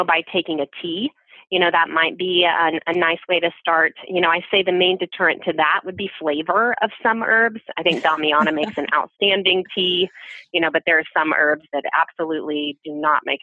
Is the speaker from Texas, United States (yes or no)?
yes; Texas, United States; I'm from Texas